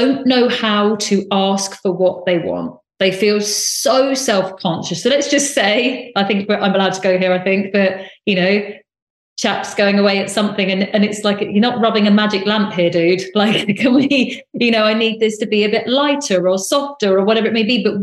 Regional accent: United Kingdom; also born or lived in United States; I'm very British, and I lived in America

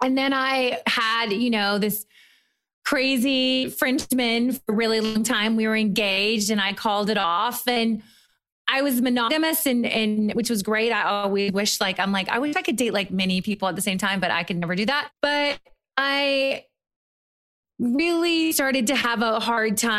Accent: Murray, Kentucky, United States; moved away as an adult; also born or lived in New York / Europe; now in Los Angeles, United States; I'm from Murray, Kentucky

